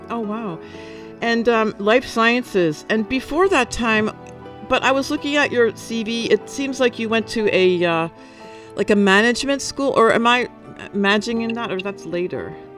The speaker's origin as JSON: {"language": "English", "region": "New Jersey", "country": "United States", "moved": "yes", "lives_now": "Taiwan", "said": "I'm from New Jersey"}